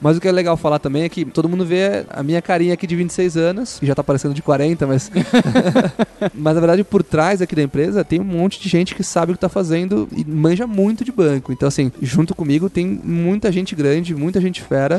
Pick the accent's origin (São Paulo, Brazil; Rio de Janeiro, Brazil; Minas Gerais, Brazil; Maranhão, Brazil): São Paulo, Brazil; Guarujá; eu tive uma loja de biquíni no Guarujá, eu sou do Guarujá